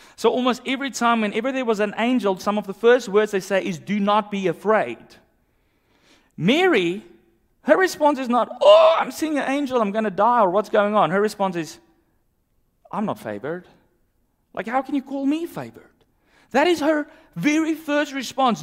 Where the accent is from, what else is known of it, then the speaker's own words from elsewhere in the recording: South Africa; moved away; growing up in South Africa